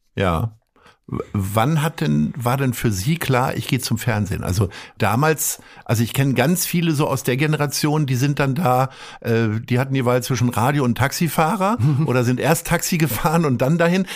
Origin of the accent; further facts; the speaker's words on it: Hanover, Lower Saxony, Germany; ich komme nun auch aus Hannover